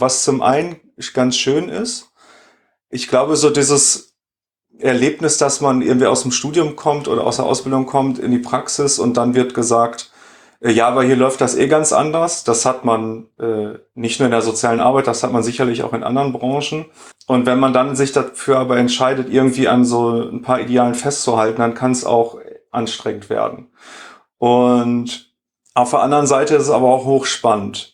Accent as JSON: {"language": "German", "area": "Sauerland", "region": "North Rhine-Westphalia", "country": "Germany", "tie": "born or raised there", "also_born_or_lived": "Dortmund", "moved": "as an adult", "lives_now": "Düsseldorf, Germany", "said": "Ich bin nämlich geboren und aufgewachsen im Sauerland"}